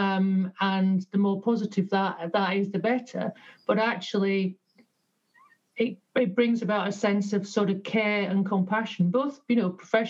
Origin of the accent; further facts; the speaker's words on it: Yorkshire and the Humber, United Kingdom; So I was born in Yorkshire to working class parents